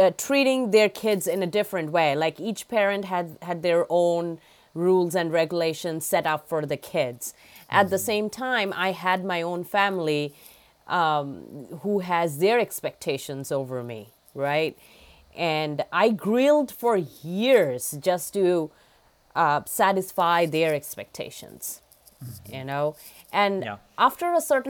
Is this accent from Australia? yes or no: no; India; now in Massachusetts, United States; I grew up back in India